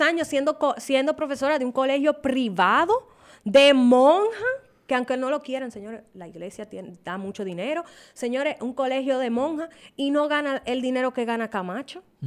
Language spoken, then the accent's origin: Spanish; Dominican Republic; yo soy dominicana y a mí yo amo mi país